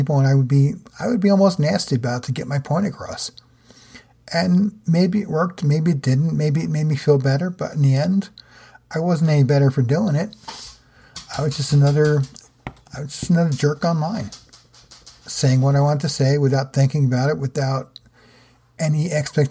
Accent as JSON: {"language": "English", "region": "New Jersey", "country": "United States", "tie": "born or raised there", "said": "being from where I am in New Jersey, or where I grew up in New Jersey"}